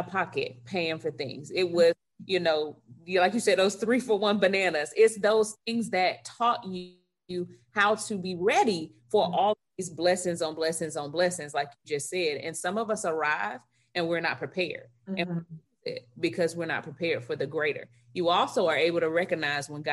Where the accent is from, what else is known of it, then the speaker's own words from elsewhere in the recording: Tallahassee, Florida, United States; also born or lived in Salisbury, North Carolina; I grew up in Tallahassee, so by FAMU